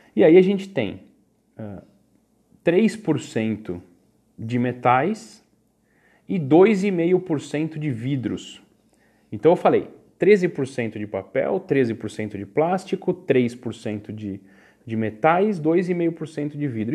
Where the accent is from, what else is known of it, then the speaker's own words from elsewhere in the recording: Brazil; nós brasileiros